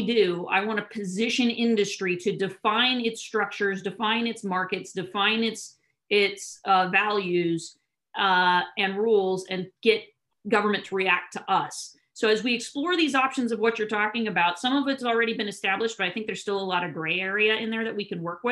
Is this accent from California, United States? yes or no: yes; California, United States; being a Californian